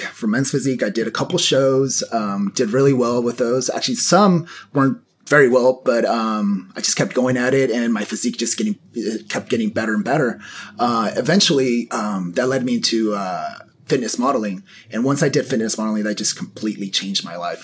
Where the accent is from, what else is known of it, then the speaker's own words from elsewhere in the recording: San Diego, California, United States; also born or lived in Mexico; I was raised here in San Diego practically all my life. I'm Mexican, got here when I was about two years old, been in the area since